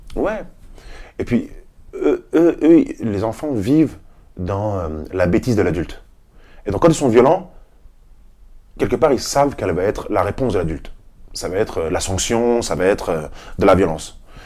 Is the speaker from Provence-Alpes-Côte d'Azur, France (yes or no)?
no; Paris, Île-de-France, France; Je suis un Parisien, j'ai vécu à Paris, euh, je suis chez moi